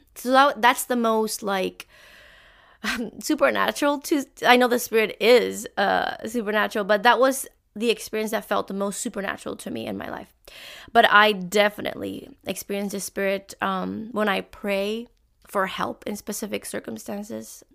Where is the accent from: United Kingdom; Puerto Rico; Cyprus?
Puerto Rico; now in Canada; I am from Puerto Rico, and I grew up in a, an alliance church